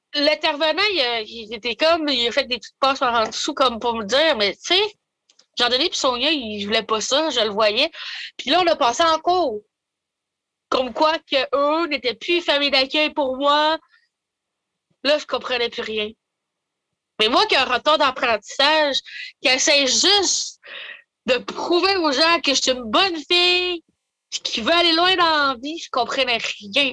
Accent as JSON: {"language": "French", "town": "Maniwaki", "region": "Quebec", "country": "Canada", "said": "je viens de Maniwaki, j'ai des origines algonquines, du côté de mon père"}